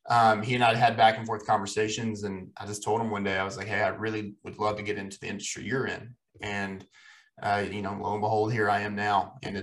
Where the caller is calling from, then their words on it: Boone, North Carolina, United States; I'm recording from Boone, North Carolina, which will be my home for one more week, and then I'll be moving to Asheville, North Carolina.